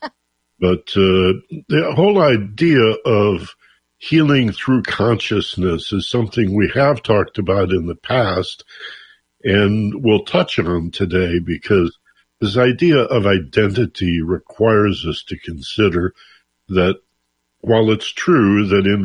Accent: Michigan, United States; now in Los Angeles, United States; growing up in Michigan

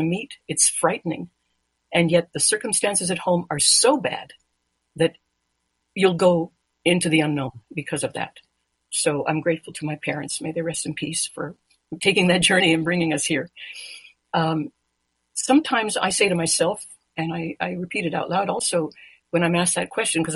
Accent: Mexico; now in United States; I was born in Mexico. I'm a naturalized American citizen

